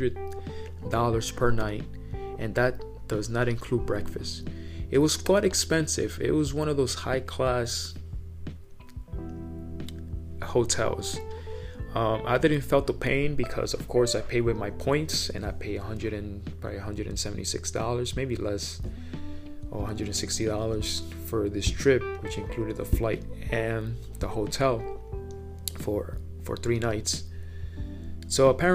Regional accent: New York City, New York, United States; I'm from New York City

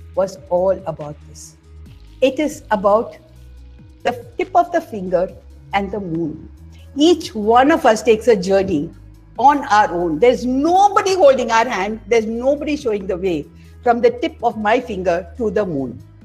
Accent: Tamil Nadu, India; I come from Tamil Nadu

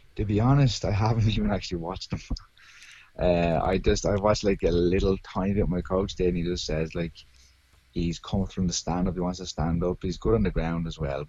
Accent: Arklow, Leinster, Ireland; That's where I live. I'm from. Yeah, born and raised here

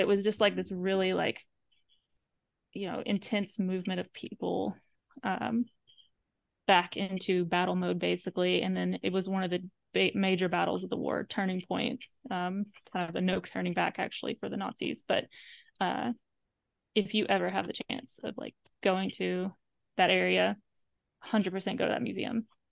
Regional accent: the Bible Belt, United States; I'm from the Bible Belt. That's where I was, like, that's where I grew up.

